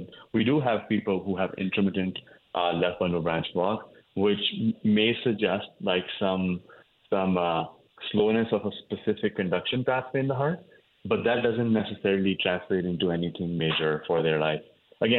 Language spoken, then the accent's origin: English; northern India, India; moved away as an adult; now in United States; I grew up in India. I grew up in the north part of the country, where I went to medical school as well.